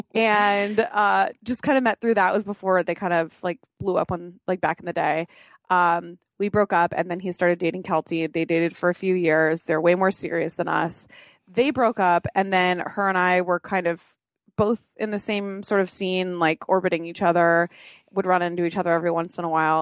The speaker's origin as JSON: {"language": "English", "area": "Orange County", "region": "California", "country": "United States", "tie": "born or raised there", "said": "I was born and raised in Orange County, California"}